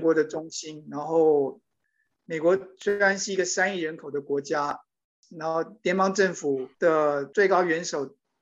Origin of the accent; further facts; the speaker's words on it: Taiwan; moved away as an adult; also born or lived in New York, United States; now in Washington, D.C., United States; 我当然来自台湾，然后也很关心台湾的